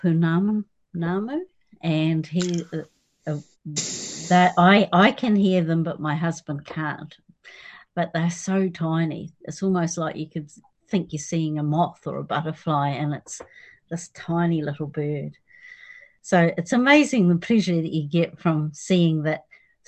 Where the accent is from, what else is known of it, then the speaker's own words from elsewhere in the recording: Southland, New Zealand; also born or lived in Portobello / Dunedin; now in Otago Peninsula, New Zealand; I was brought up in Southland in a farming community, and it was a small community